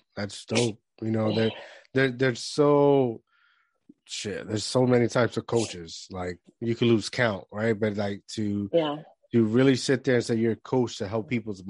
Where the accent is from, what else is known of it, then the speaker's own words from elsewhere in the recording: Puerto Rico; moved away; I grew up in Puerto Rico and that was like a jungle in itself. And then I came over here and I'm in the hood.